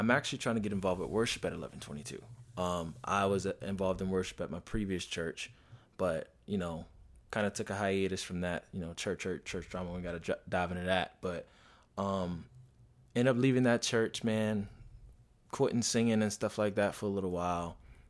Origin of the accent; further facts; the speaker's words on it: Miami, Florida, United States; From Miami, actually.